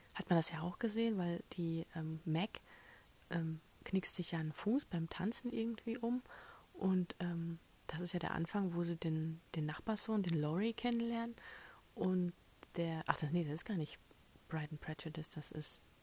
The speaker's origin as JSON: {"language": "German", "country": "Germany", "said": "als Deutsche"}